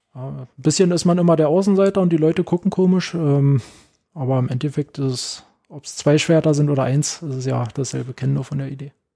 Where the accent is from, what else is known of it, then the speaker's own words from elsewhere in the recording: Werder, Brandenburg, Germany; moved away as an adult; also born or lived in Potsdam; now in Berlin, Germany; ich komme ja nicht aus Berlin, ähm, sondern in äh, Potsdam geboren und dann haben wir in Werder gelebt